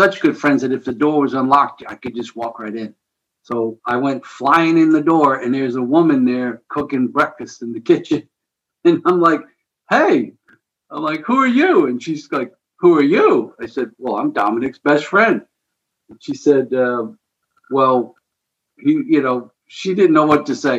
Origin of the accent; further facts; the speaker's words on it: outside New York City, New Jersey, United States; now in St. Louis, United States; I grew up just outside of New York City in New Jersey, basically Metro New York City. I lived at the entrance to the Lincoln Tunnel